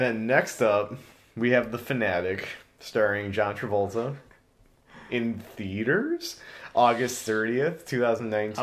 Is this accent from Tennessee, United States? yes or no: no; Chicago, Illinois, United States; we're from Chicago